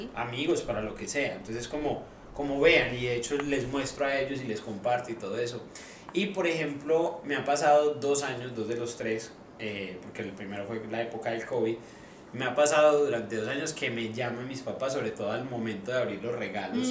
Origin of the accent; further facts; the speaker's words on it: Medellín, Antioquia, Colombia; now in Australia; en Colombia, por ejemplo, en Medellín, que hacemos buñuelos